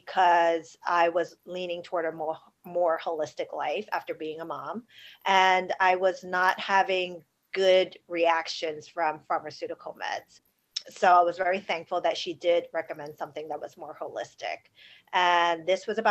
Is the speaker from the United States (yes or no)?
yes; New York City, New York, United States; I grew up in New York City, born and raised right in Chinatown